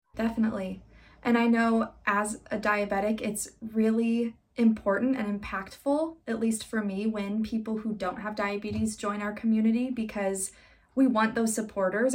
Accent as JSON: {"language": "English", "region": "Iowa", "country": "United States", "said": "in Iowa, my home state"}